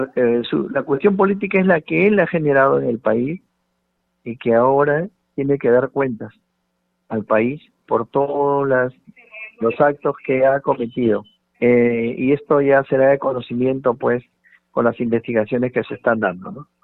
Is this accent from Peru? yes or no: yes; Peru; 32 millones y un poco más que somos los peruanos